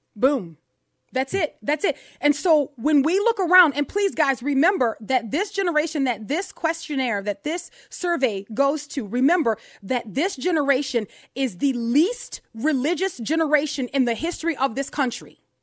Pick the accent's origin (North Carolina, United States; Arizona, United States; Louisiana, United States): Louisiana, United States; New Orleans; I'm from New Orleans